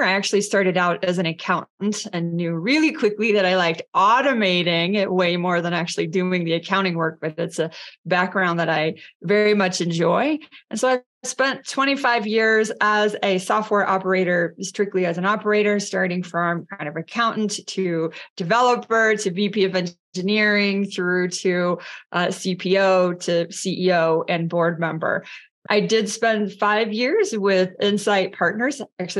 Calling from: San Francisco, California, United States; I am zooming in from San Francisco this morning.

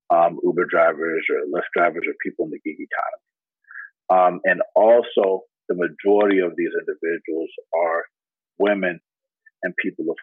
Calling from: San Francisco, California, United States; I'm calling in from San Francisco, California

